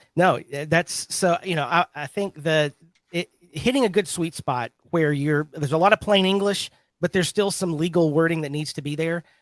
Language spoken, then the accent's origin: English; Birmingham, Alabama, United States; I'm from Birmingham, Alabama